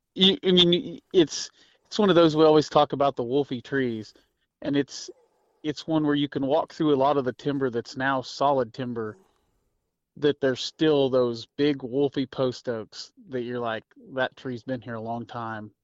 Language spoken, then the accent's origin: English; Missouri, United States; I'm from Missouri